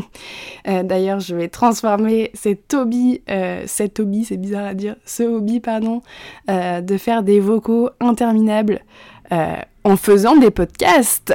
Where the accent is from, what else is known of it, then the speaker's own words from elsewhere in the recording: Normandy, France; also born or lived in Montreal; Je suis normande. Je suis née en Normandie. J'ai toujours vécu en Normandie.